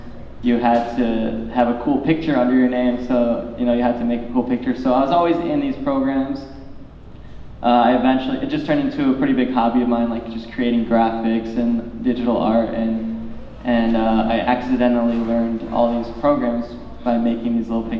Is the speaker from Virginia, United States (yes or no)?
no; Detroit, Michigan, United States; I'm from Detroit, Michigan